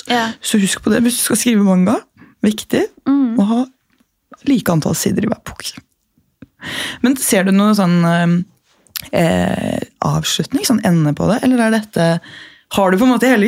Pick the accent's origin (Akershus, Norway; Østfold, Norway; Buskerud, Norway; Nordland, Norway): Buskerud, Norway; Gol; accent: Gol dialect mixed with Oslo dialect; jeg er fra Gol, mm. eh, så noen av sånn tonefallene våre sånn er litt rare. Ah. Og så har jeg blandet om til å legge om til sånn Oslo-dialekt, men med litt sånn tonefallet mm. til ordene uten.